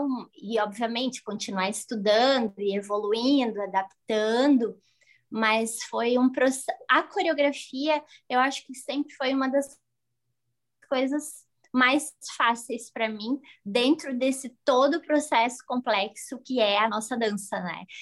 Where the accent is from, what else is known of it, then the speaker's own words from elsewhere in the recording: Santa Catarina, Brazil; Sou de Santa Catarina.